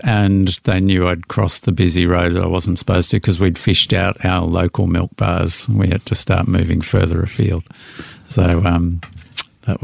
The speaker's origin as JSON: {"language": "English", "town": "Melbourne", "region": "Victoria", "country": "Australia", "tie": "born or raised there", "said": "I was in the inner city in Pascoe Vale for the first 8 or 9 years, and then we moved out to the eastern suburbs, which was all rapidly converted in orchards into new housing estates."}